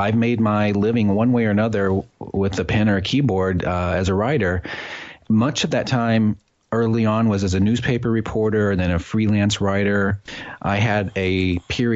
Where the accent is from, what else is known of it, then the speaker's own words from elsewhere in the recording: Midwest, United States; now in New Haven, United States; I grew up in the Midwest and went away to college